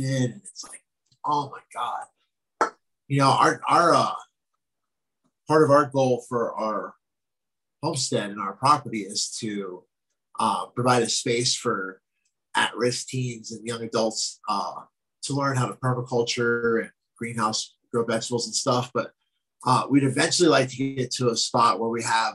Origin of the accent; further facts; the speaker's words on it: near Delaware, New Jersey, United States; moved away; I'm from like way down by Delaware